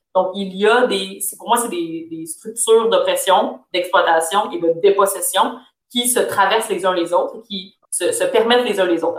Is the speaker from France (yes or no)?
no; Canada; je suis née au Canada, je suis née en Occident